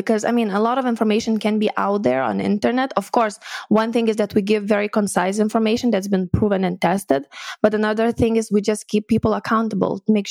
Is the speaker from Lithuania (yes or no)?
yes; Lithuania; moved away as an adult; also born or lived in Edinburgh, Scotland; I'm from Lithuania originally